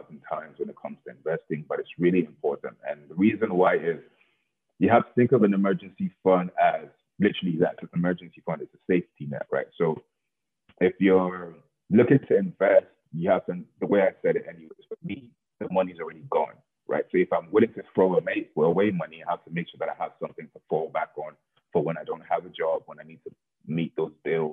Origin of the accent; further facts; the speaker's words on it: Lagos, Nigeria; when I was born in Lagos